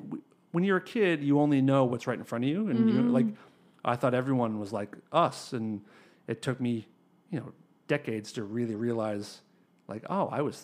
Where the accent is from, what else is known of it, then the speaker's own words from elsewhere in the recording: Acton, Massachusetts, United States; Like, I grew up in Acton, which is next to Concord.